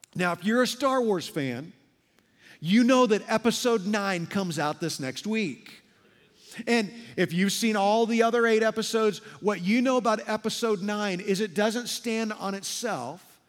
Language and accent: English; Midwest, United States; moved away as an adult; now in Las Vegas, United States; Darla and I have lived in Las Vegas for over twenty-five years, but we're both from the Midwest